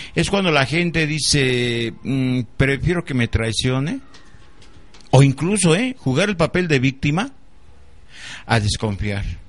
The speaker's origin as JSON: {"language": "Spanish", "country": "Mexico", "said": "mi dignidad como ser humano y como mexicano"}